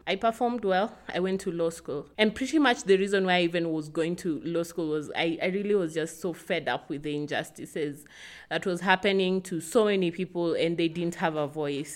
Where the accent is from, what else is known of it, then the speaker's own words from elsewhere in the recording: Kisumu, Kisumu County, Kenya; I'm from Kisumu, uh, from the Luo tribe. I grew up here in Kisumu.